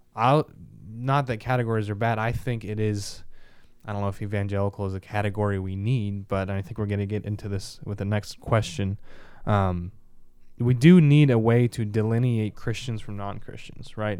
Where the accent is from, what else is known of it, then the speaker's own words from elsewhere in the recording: Kansas City, Midwest, United States; We're from Kansas City